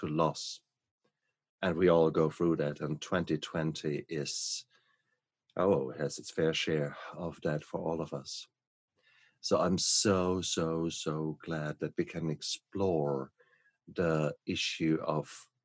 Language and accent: English; Germany; moved away; my home country, from Germany